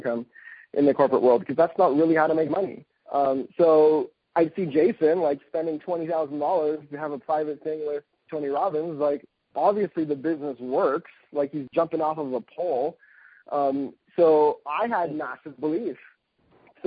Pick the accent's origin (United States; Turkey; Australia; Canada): Canada; being Canadian myself